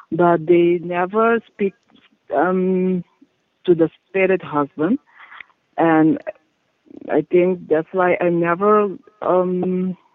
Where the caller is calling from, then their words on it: Curaçao; I'm calling from Curacao.